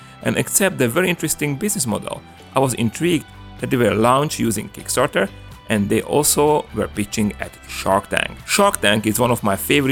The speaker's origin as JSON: {"language": "English", "country": "Slovakia", "accent": "Slovak / Hungarian", "second_language": "English", "said": "There was no Starbucks where I come from. Now they are, but I'm from Slovakia"}